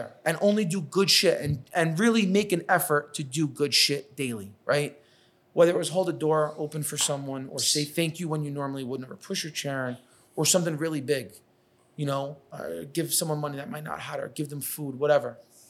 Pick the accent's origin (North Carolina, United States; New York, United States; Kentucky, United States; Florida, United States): New York, United States; accent: New York; now in Los Angeles, United States; I got to my first job in LA and I thought I was like, calm, cool, collective. I lost my New York accent. I slowed down.